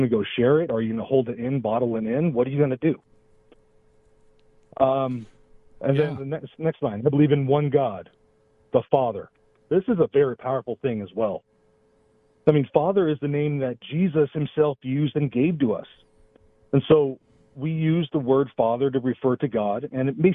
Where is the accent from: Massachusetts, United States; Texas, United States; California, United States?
California, United States; Los Angeles; I'm from Los Angeles